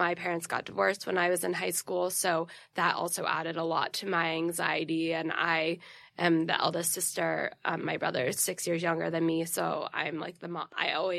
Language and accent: English; New York City, New York, United States; also born or lived in Connecticut; I grew up born and raised Upper East Side.